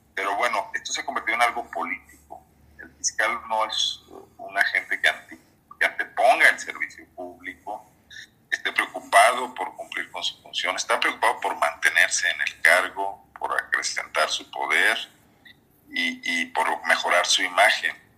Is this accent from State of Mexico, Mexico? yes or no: no; Guanajuato, Mexico